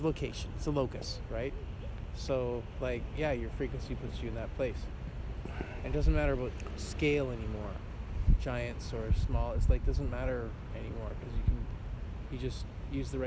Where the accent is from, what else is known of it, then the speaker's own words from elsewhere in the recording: Southern Ontario, Canada; moved away; I'm from Southern Ontario.